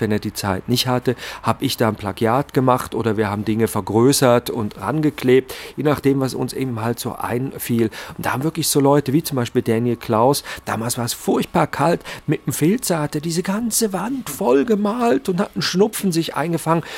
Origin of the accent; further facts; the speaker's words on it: Zurich, Switzerland; ich komme ja aus Zürich